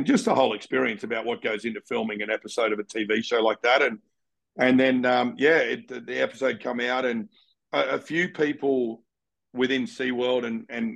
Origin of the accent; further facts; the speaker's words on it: Canberra, Australian Capital Territory, Australia; moved away; I grew up in Canberra